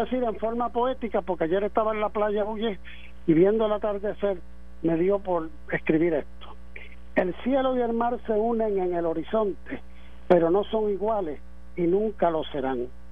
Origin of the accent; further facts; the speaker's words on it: Puerto Rico; yo me siento eh, nacional puertorriqueño, aunque tenga la ciudadanía americana